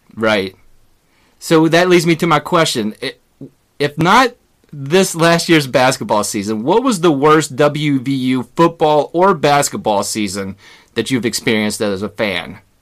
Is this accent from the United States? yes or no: yes; West Virginia, United States; we're both from West Virginia